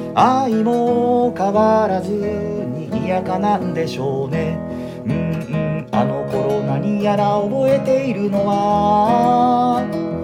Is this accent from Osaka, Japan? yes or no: yes; Osaka, Japan; moved away; 私大阪の実家に帰ってまいりました